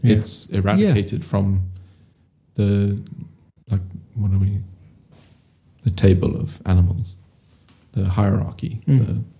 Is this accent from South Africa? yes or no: yes; South Africa; now in United Kingdom; I'm from Africa. Like, I was born in Africa. I lived there. I grew up there.